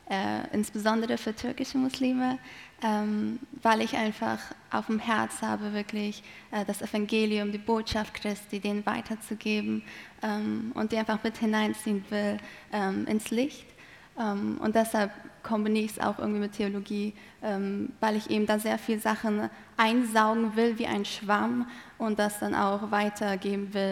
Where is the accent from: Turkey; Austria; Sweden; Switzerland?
Turkey; Malatya; also born or lived in Adana; now in Germany; also ich bin in Adana geboren, in Malatya aufgewachsen. Das sind zwei Städte im Osten der Türkei.